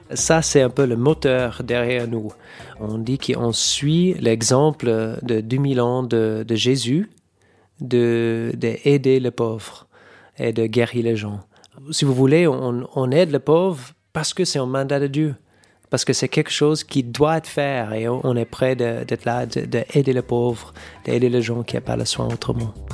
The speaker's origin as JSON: {"language": "French", "region": "California", "country": "United States", "second_language": "French", "moved": "yes", "said": "Je viens de Californie."}